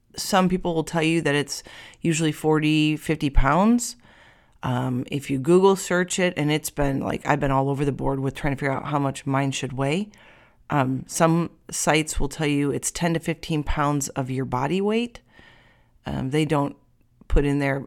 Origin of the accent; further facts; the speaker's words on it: United States; I'm American